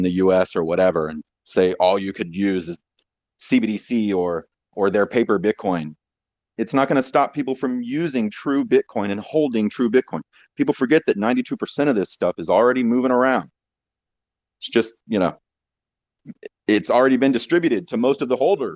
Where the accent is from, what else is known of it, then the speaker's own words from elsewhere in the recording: Texas, United States; growing up in Texas